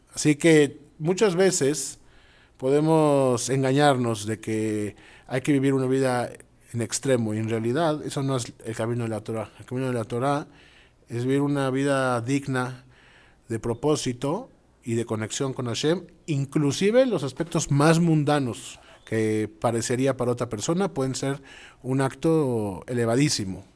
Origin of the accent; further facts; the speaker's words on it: Mexico City, Mexico; also born or lived in Israel / Montevideo, Uruguay; now in Costa Rica; a pesar de haber nacido en la Ciudad de México, emigramos a Israel, donde, bueno, estuvimos los últimos 10 años